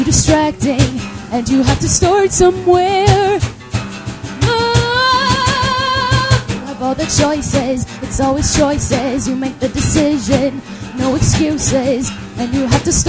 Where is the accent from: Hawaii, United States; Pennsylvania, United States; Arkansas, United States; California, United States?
Pennsylvania, United States; moved away; I'm originally from Pennsylvania